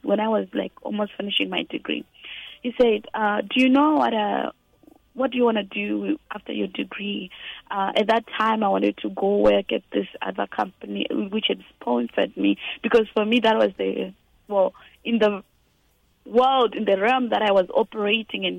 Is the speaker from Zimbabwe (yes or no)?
yes; Gokwe, Midlands, Zimbabwe; I was born in Gokwe, 1997